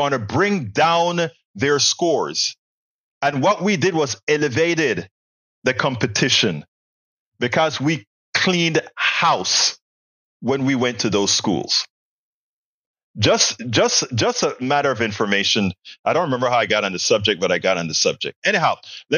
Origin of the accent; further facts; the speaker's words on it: Panama; now in United States; we Panamanians would come and pollute their school